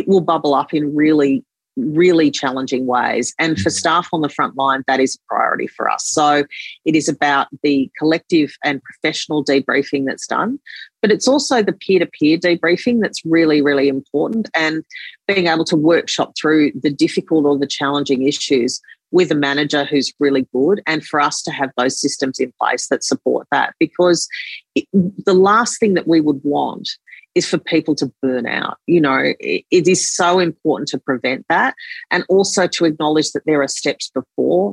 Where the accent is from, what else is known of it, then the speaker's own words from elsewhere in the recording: Sydney, New South Wales, Australia; I grew up in Lane Cove.